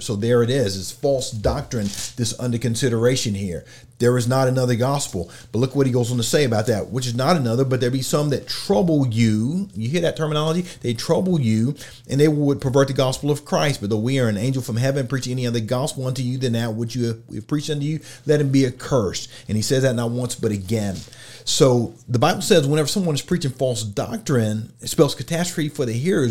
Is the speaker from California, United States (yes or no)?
no; Oklahoma, United States; I'm from Oklahoma.